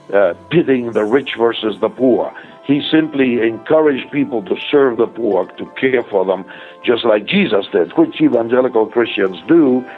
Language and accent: English; Argentina; now in United States; I was born in Argentina